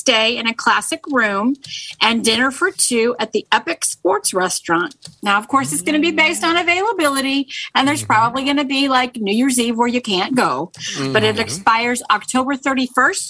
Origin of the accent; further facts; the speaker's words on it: Missouri, United States; Yeah. I'm from Missouri. Show me.